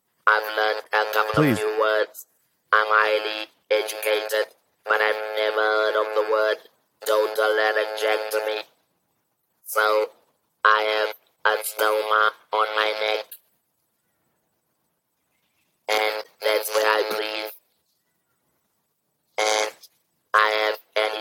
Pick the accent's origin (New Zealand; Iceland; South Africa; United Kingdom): South Africa; also born or lived in Johannesburg; I'm a black South African woman